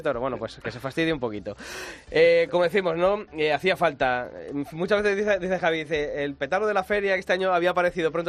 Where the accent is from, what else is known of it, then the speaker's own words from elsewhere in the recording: Ávila, Castile and León, Spain; dos paisanos míos de Ávila